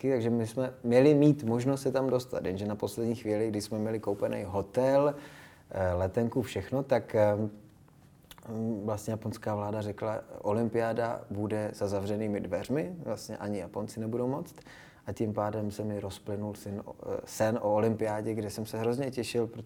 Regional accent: Czechia; first language Japanese; myslím, že ne, že jsem, že jsem docela jako Čech a Eh, že jsem vlastně úplně Čech, takže jestli, tak možná vizuálně, možná trošku jsem jako po mamce

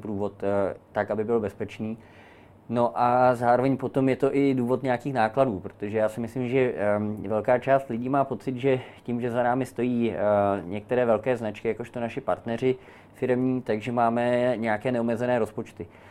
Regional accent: Prague, Czechia; já jakožto rodilý Pražák, který má k tomu městu velký intenzivní vztah

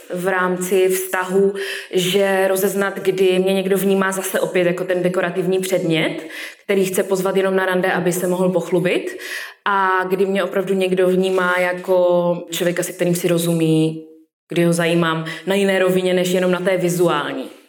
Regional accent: Karviná, Moravian-Silesian Region, Czechia; now in Ostrava, Czech Republic; z Karviné

